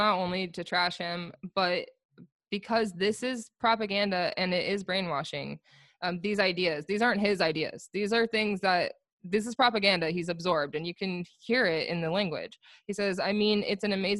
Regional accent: Florida, United States; also born or lived in Long Island; we come from Florida.

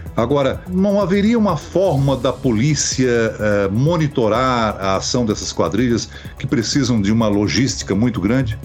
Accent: Criciúma, Santa Catarina, Brazil; Criciúma, município de Santa Catarina, minha terra natal

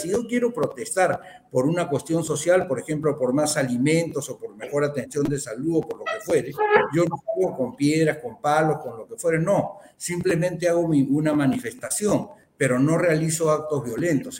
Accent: Peru; yo como peruano

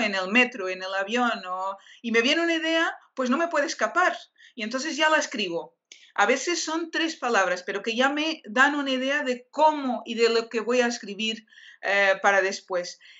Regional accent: Portugal; Spanish is a second language; soy portuguesa

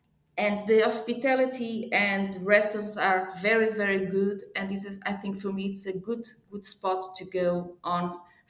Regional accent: Porto, Norte, Portugal; also born or lived in Africa (former Portuguese colony); I was born in Africa, an ex-Portuguese colony, and I came to Oporto at 7 years old with my family.

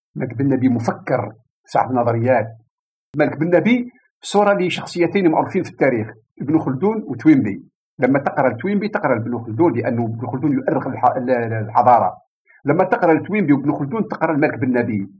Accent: Algeria; عندنا في الجزائر

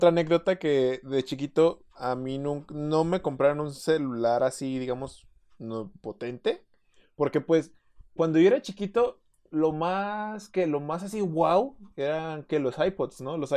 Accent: Mexico; Dije, ah, from Mexico, my boy.

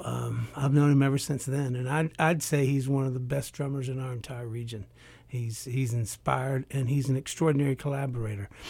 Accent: Appalachia, United States; coming from an oral culture. I'm from Appalachia

